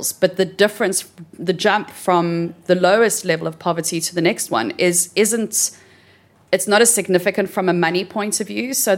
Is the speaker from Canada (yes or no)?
no; South Africa; I'm South African, and if I think the stories that I kind of grew up seeing in South Africa